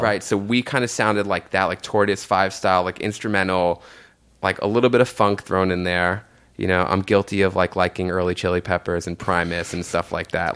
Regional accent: New York City, New York, United States; I grew up in Jamaica, Queens, right near like St. John's University, with my mom and my aunt

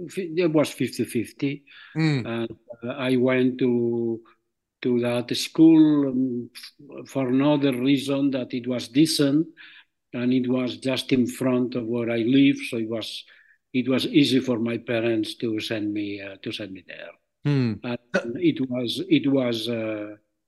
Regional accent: Barcelona, Catalonia, Spain; first language Catalan; English is a second language; moved away as an adult; I grew up in Barcelona. I was born in Barcelona, and I grew up there.

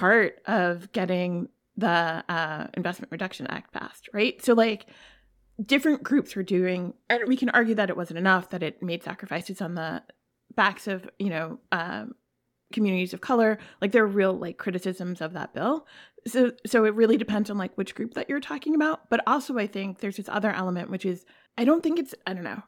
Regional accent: New York, United States; I'm from New York, I'm in New York now

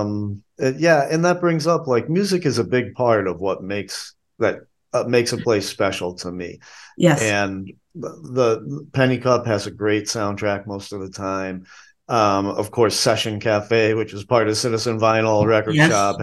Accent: New England, United States; now in Asheville, United States; Growing up in New England

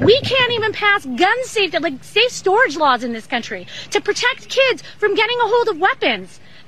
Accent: Highland Park, Illinois, United States; I'm from Highland Park.

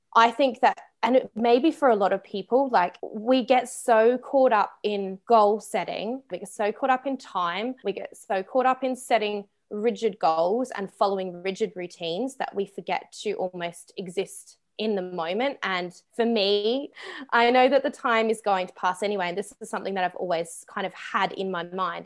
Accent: Australia; moved away; I am from Australia

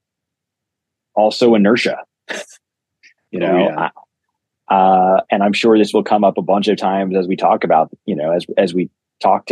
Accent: New York City, New York, United States; I grew up in New York City

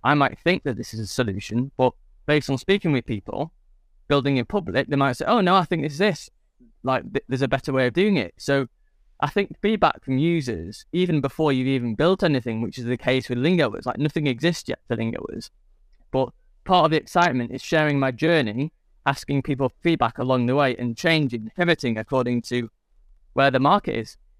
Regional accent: England, United Kingdom; I'm English

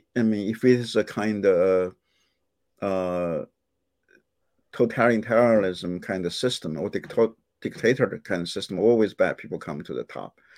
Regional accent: China; moved away as an adult; also born or lived in Indianapolis, United States; now in United States; when I was growing up in China

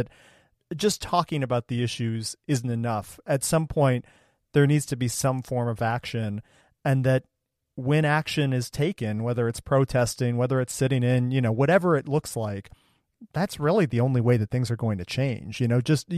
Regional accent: Ohio, United States; I grew up in Ohio and went to public school

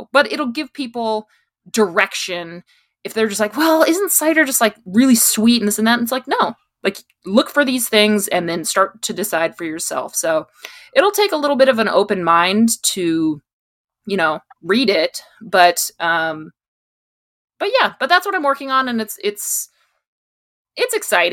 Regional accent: East Coast, United States; moved away as an adult; also born or lived in Richmond, Virginia; now in San Diego, United States; I grew up on the East Coast

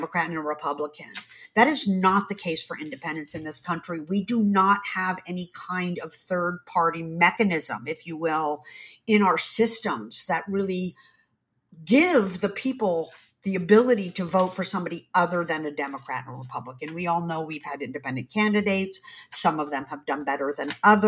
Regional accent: East Coast, United States; now in California, United States; I grew up in the East Coast

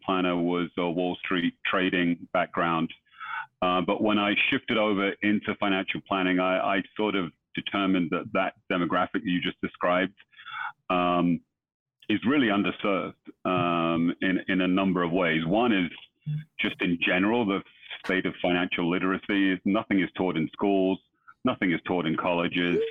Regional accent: London, United Kingdom; moved away as an adult; now in United States; I was born and brought up in London. I came over here, 30 years ago, probably.

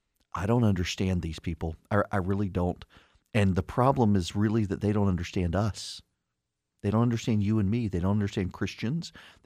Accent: Dubai, United Arab Emirates; now in United States; I grew up in the Middle East. I grew up in Dubai. I didn't grow up in this country.

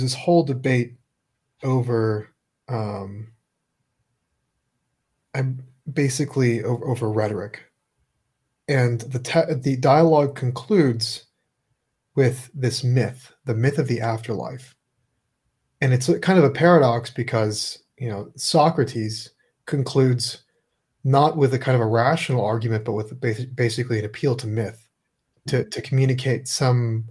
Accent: California, United States; growing up in California

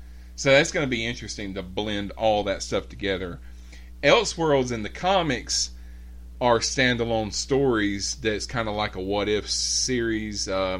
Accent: Alabama, United States; I grew up in Alabama

